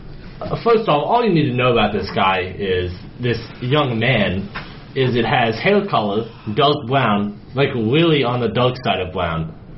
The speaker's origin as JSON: {"language": "English", "country": "Sweden", "tie": "born or raised there", "first_language": "en", "said": "I consider English as my mother tongue, even though I was born and raised in Sweden."}